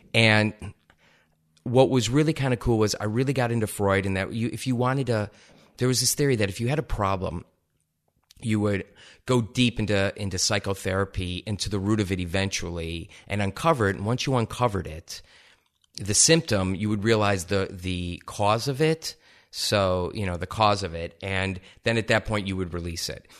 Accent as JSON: {"language": "English", "region": "Ohio", "country": "United States", "tie": "born or raised there", "also_born_or_lived": "East Lansing, Michigan", "moved": "as an adult", "said": "I grew up in Ohio"}